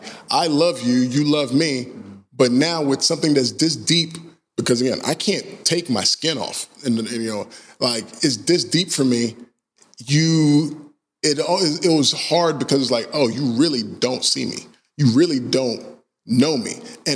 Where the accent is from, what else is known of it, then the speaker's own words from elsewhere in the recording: Georgia, United States; You know, I grew up in Georgia. I've experienced racism like from the entire time that I've been there.